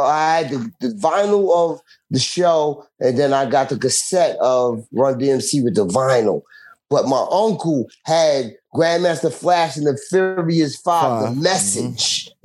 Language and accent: English; Roosevelt, New York, United States; also born or lived in Central Islip, Long Island; I'm from Long Island. I'm from Roosevelt, Long Island.